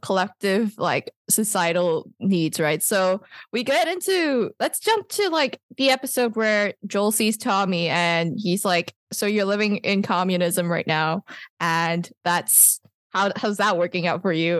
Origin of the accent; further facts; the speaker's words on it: Malaysia; I can vaguely understand Bahasa because I'm Malaysian